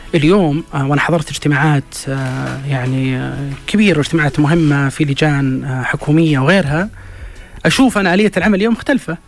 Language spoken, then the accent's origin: Arabic; Saudi Arabia; عندنا في السعودية